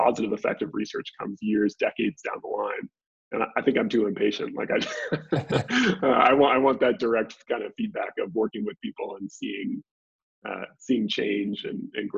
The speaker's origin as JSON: {"language": "English", "area": "just north of the Bay Area", "region": "Northern California", "country": "United States", "tie": "born or raised there", "also_born_or_lived": "Dallas", "moved": "as an adult", "said": "I'm from Northern California originally, just north of the Bay Area. So I grew up there"}